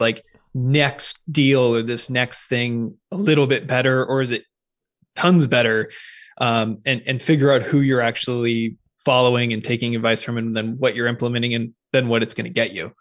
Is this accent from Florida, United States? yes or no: no; Seattle, Washington, United States; moved away as an adult; also born or lived in California; I'm originally from the Pacific Northwest, so I grew up in Seattle, well, just on the east side of Lake Washington